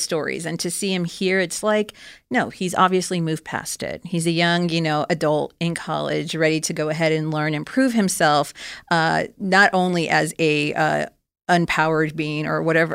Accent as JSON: {"language": "English", "region": "Florida", "country": "United States", "moved": "yes", "lives_now": "California, United States", "said": "I'm originally from Florida, even though I live now in California."}